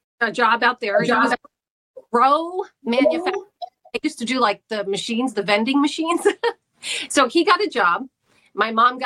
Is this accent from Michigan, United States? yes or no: no; Scranton area, Pennsylvania, United States; also born or lived in New Jersey; I was born in New Jersey, but my parents are both from here. So they got married, moved for a job. And they went to New Jersey. They had four kids. Then we moved back. But I've been here since I was six